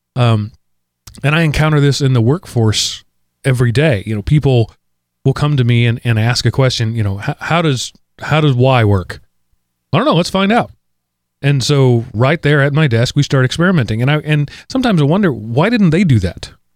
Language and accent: English; United States; I'm an American